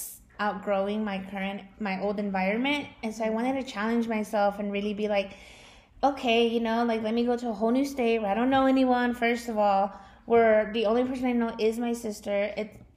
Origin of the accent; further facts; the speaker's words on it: Austin, Texas, United States; first language English; moved away as an adult; also born or lived in Denton, Texas; now in Colorado, United States; I was born and raised in Austin, Texas, but the last 5 years, I've been living in Denton, Texas